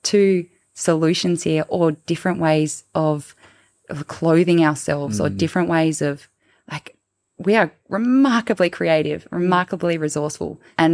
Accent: Tasmania, Australia; growing up in Tasmania, you're surrounded by old growth forests

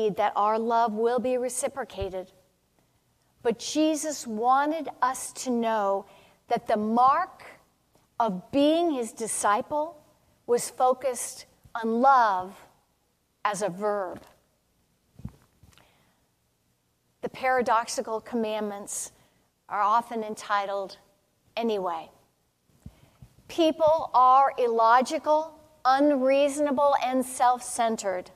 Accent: California, United States; I grew up in California

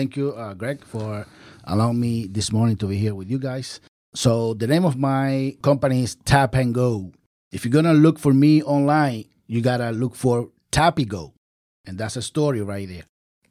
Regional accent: Puerto Rico; moved away as an adult; also born or lived in Philadelphia; now in Orlando, United States; I am original from Puerto Rico. And when I moved here 10 years ago, I moved to Orlando 10 years ago.

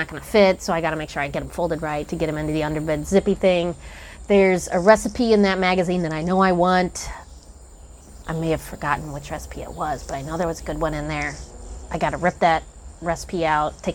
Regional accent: Kansas City, Missouri, United States; I grew up in Kansas City

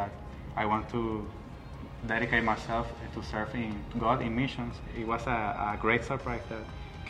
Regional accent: Puerto Rico; moved away as an adult; now in Punta Cana, Dominican Republic; we are from Puerto Rico, and we are missionaries in the Dominican Republic in Punta Cana.

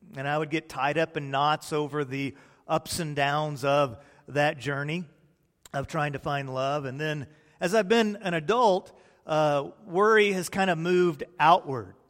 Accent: Texas, United States; also born or lived in Peoria, Illinois; when I was a small boy, my family realized the error of their ways and they moved to the glorious Republic of Texas.

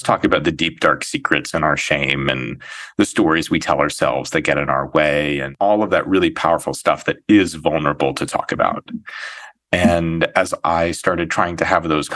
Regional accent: Santa Fe, New Mexico, United States; moved away as an adult; also born or lived in Ohio; now in New York City, United States; I grew up in Santa Fe, New Mexico

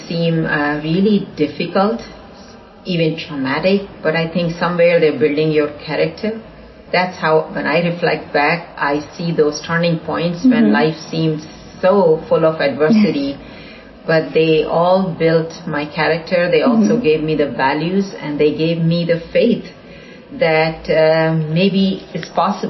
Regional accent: India; now in Houston, United States; growing up in India, in a fairly conservative environment

